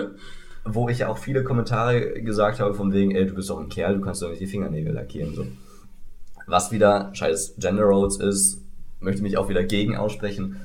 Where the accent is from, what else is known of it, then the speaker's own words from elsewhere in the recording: West Germany, Germany; ich bin ja hier der Westteil des Ost-West-Konflikts